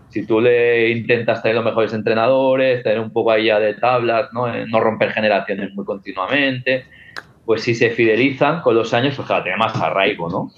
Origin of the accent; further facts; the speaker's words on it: Viladecans, Catalonia, Spain; also born or lived in Castelldefels; soy de Villadecans, pero yo estoy en Castilla En Villadecans, cuando había un problema, venían a partirme la cara